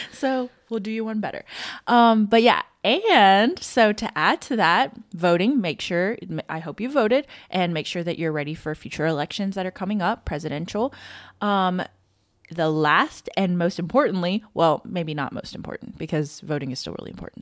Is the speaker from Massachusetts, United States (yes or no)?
no; Louisiana, United States; I'm from Louisiana